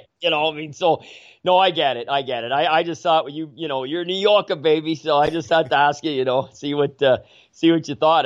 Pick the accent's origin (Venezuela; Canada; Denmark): Canada; I'm an Irish Canadian